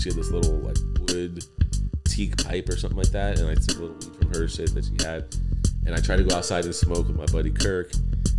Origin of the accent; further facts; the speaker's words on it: Los Angeles, California, United States; also born or lived in Acton, California; I grew up in Granada Hills